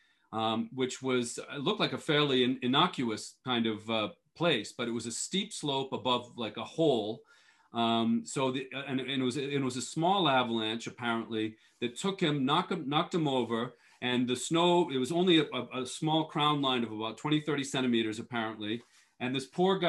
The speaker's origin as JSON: {"language": "English", "town": "Boston", "region": "Massachusetts", "country": "United States", "tie": "born or raised there", "also_born_or_lived": "Europe", "moved": "as an adult", "said": "I grew up skiing and racing in New England. I'm from the Boston area originally"}